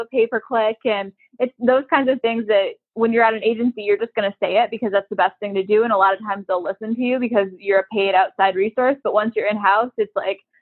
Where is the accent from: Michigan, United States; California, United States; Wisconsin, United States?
Michigan, United States; moved away as an adult; also born or lived in North Carolina / Kansas City, Missouri; now in Miami, United States; I grew up in Michigan